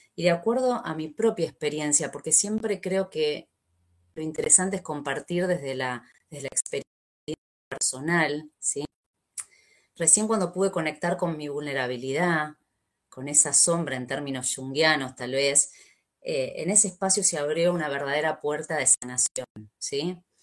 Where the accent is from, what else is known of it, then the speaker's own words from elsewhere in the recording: Argentina; soy argentina